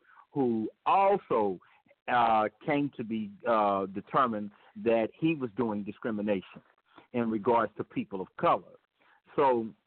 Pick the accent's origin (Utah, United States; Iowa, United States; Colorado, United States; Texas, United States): Texas, United States; Fort Worth; I'm from Fort Worth, Texas